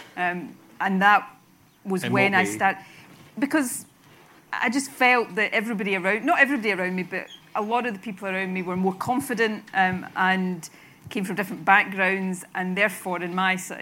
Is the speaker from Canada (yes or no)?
no; Irvine, Scotland, United Kingdom; I grew up in, as you say, Irvine